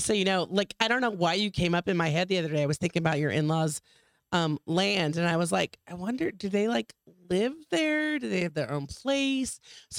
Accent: Phoenix, Arizona, United States; Nah. Well, we're from Phoenix.

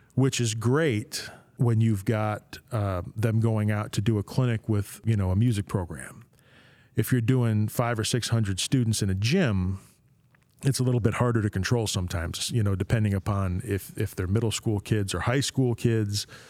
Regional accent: Corning, New York, United States; now in St. Louis, United States; I'm from Corning, New York originally

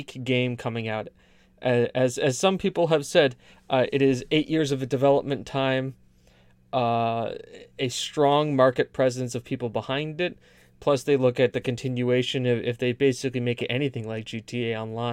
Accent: United States; I'm American

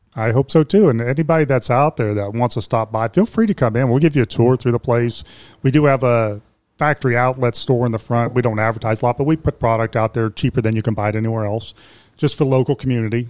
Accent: Youngstown, Ohio, United States; moved away as an adult; now in Morrow County, United States; I'm from Youngstown

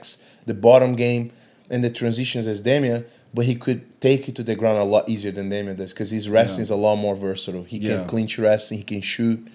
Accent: Brazil; moved away as an adult; now in Singapore; growing up in Brazil, I did 2 years of Muay Thai

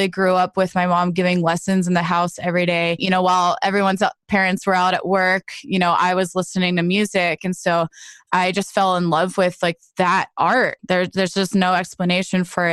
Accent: New Jersey, United States; also born or lived in Nashville; now in Los Angeles, United States; I grew up in New Jersey

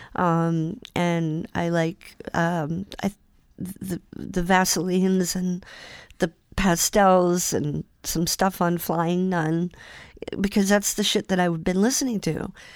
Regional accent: Salem, Massachusetts, United States; also born or lived in Boston; Salem that morning, and that's my hometown

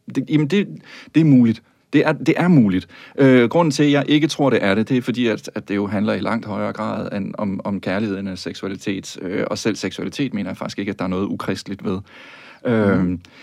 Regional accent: Tønder, Southern Denmark, Denmark; jeg er jo vokset op i Sønderjylland

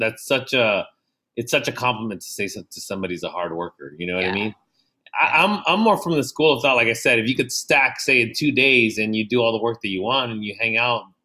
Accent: San Diego, California, United States; I grew up in San Diego

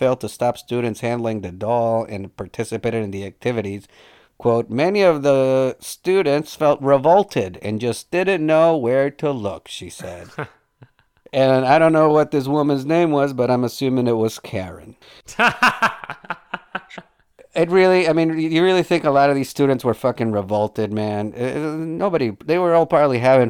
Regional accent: Colombia; moved away; I'm from Colombia

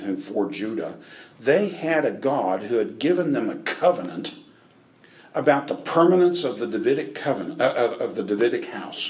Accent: United States; I'm an American

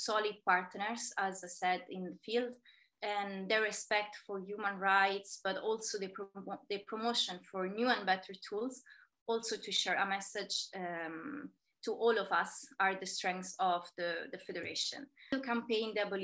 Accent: Terni, Umbria, Italy; moved away as an adult; also born or lived in Kenya / Malta / Jordan / Spain; in my hometown, in Terni

